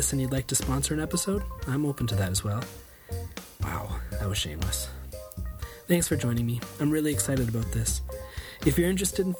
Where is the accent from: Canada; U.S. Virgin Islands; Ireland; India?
Canada; moved away as an adult; also born or lived in Europe; I'm a Canadian living abroad with my wife and six children